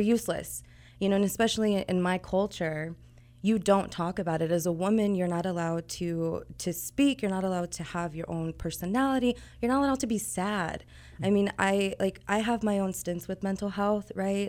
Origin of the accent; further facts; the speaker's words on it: Kansas City, Missouri, United States; moved away as an adult; I'm originally from Kansas City